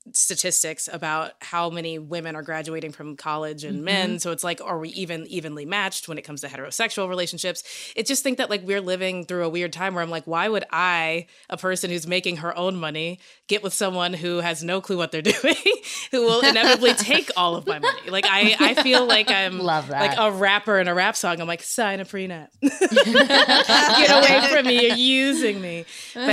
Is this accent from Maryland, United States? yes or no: no; Kentucky, United States; moved away; I'm from Kentucky